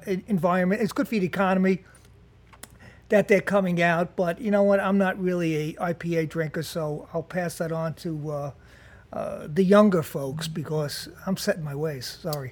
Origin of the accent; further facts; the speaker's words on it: Jersey City, New Jersey, United States; I'm from Jersey City.